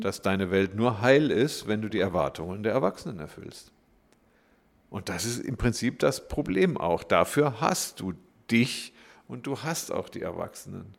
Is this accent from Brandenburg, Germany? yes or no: no; Glottertal, Baden-Württemberg, Germany; ich bin im Glottertal groß geworden, könnte man sagen. Ich komme aus dem Schwarzwald